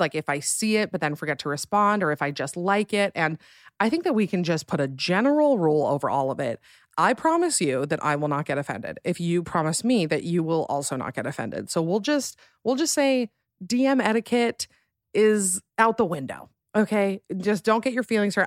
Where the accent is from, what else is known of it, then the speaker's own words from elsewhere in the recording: Alpine, Utah, United States; moved away as an adult; now in Salt Lake City, United States; I am from a smaller town in Utah called Alpine, Utah